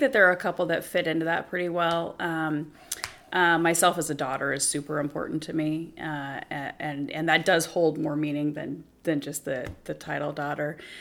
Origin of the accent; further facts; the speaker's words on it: Spokane, Washington, United States; I'm from Spokane